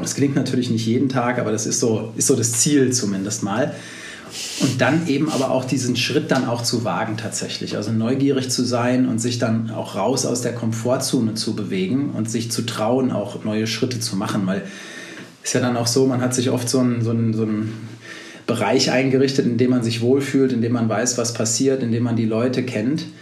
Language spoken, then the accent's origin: German; Berlin, Germany; ich bin Berliner, wie du ja auch gerade schon gesagt hast, sitze hier in Berlin